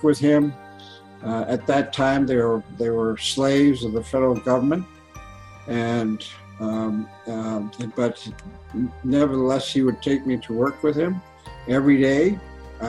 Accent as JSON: {"language": "English", "town": "St. Paul", "region": "Alaska", "country": "United States", "tie": "born or raised there", "said": "I was born and raised on St. Paul Island, part of the Pribilof Islands, in the middle of the Bering Sea"}